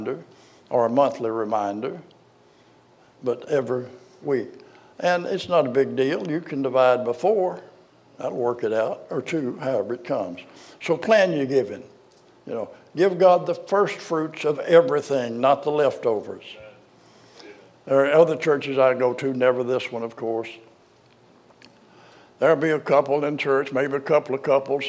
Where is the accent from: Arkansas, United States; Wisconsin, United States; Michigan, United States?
Arkansas, United States; I was born in Arkansas